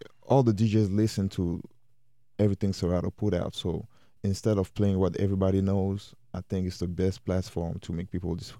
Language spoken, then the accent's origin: English; France; moved away; also born or lived in Cameroon; I'm originally from Cameroon, born and raised in France.